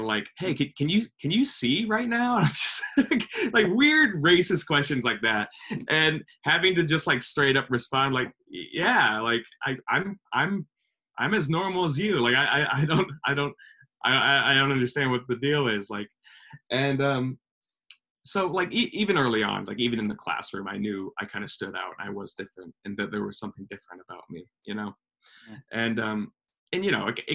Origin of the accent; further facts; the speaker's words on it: Sioux City, Iowa, United States; moved away; also born or lived in Pittsburgh; growing up in Sioux City as a Vietnamese American